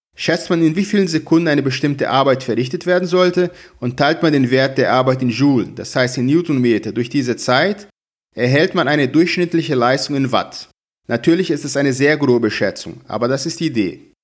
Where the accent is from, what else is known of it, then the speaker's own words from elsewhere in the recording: Brazil; moved away as an adult; now in Hamburg, Germany; Ich komme aus Brasilien, wo ich auch schon Dozent war